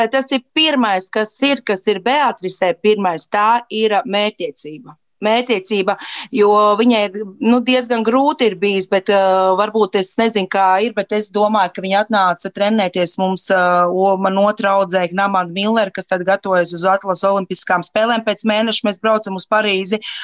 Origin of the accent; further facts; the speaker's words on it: Latvia; mēs no Latvijas esam ļoti maza valsts